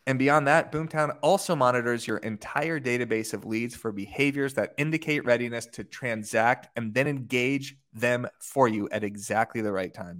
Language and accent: English; Tucson, Arizona, United States; I'm from Tucson, Arizona, not a super desirable location for people to move to. You kinda just grow up there